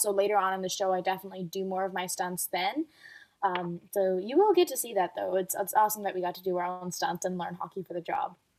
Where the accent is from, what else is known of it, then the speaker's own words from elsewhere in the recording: Dubai, United Arab Emirates; moved away; I've been a figure skater ever since I was um, growing up in Dubai